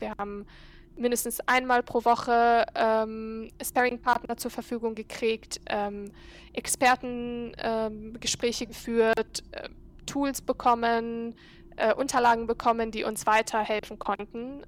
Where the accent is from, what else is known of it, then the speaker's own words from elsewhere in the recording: Cairo, Egypt; German is a second language; moved away as an adult; now in Berlin, Germany; ich bin Ägypterin. Ähm, ich bin in Ägypten aufgewachsen, war auf einer deutschen Schule dort in Kairo